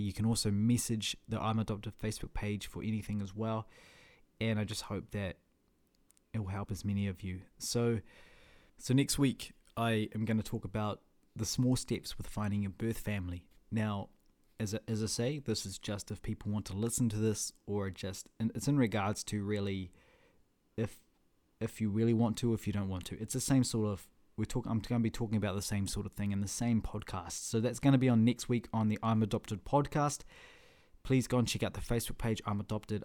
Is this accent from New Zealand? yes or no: yes; Whangarei, Northland, New Zealand; also born or lived in Russia; I was raised in Whangarei